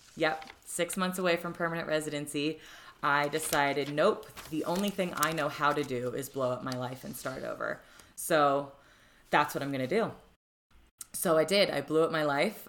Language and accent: English; Florida, United States; moved away as an adult; now in Denver, United States; I'm from Florida, which you know, not necessarily known for its youth